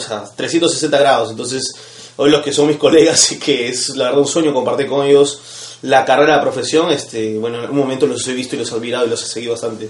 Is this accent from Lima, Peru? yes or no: no; Cusco, Peru; moved away; vengo de Cusco